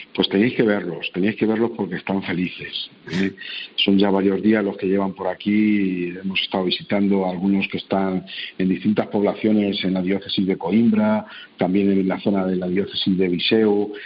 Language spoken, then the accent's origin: Spanish; Spain; hemos hecho fuera de nuestro país, como españoles